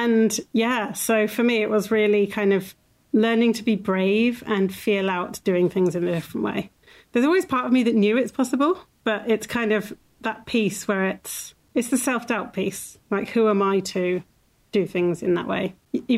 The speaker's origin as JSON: {"language": "English", "country": "Ireland", "tie": "born there", "said": "So I was born in Ireland, in a hospital, but very much in that lifestyle."}